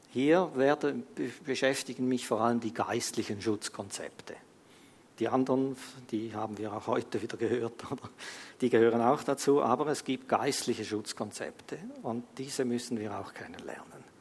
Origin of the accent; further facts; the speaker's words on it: Switzerland; wir als Schweizer, das hatten wir vielleicht nicht so auf dem Radar, weil wir eigentlich, du kannst fast machen, was du willst hier in der Schweiz.